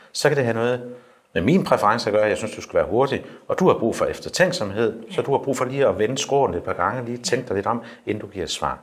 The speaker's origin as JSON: {"language": "Danish", "town": "Skødstrup", "region": "Central Denmark Region", "country": "Denmark", "said": "Nu kommer jeg selv fra Skødstrup"}